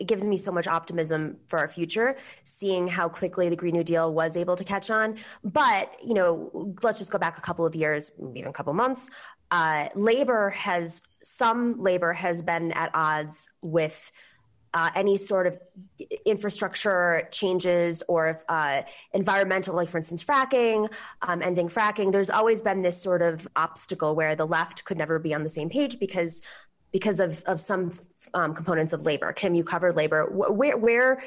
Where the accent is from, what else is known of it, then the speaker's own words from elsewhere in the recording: New York, United States; I'm a New Yorker.